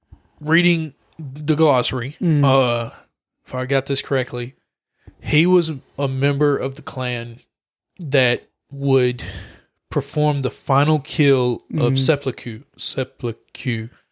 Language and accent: English; the South, United States; because we're from the South and we're two idiots